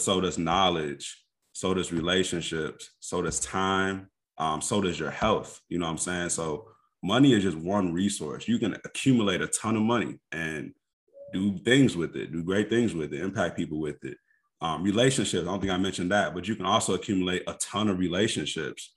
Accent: Kankakee, Illinois, United States; moved away as an adult; also born or lived in Indianapolis, Indiana; now in Chicago suburbs, United States; I was born and raised in Kankakee

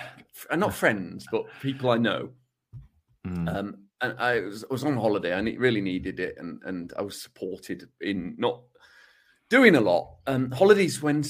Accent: England, United Kingdom; considers himself English rather than British

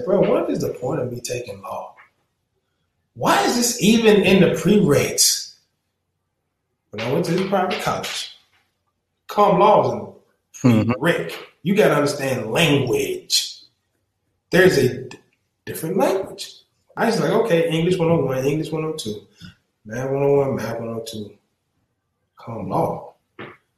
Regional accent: the South, United States; I'm from the South.

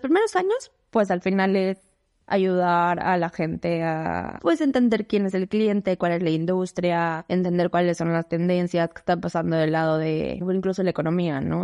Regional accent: Mexico City, Mexico; moved away as an adult; Nací en la Ciudad de México, viví toda mi vida en la Ciudad de México.

